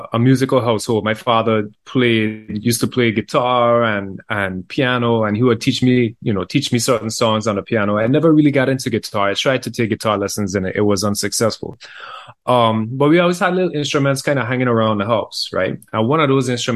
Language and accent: English; U.S. Virgin Islands; I was born and raised in the Virgin Islands, 100%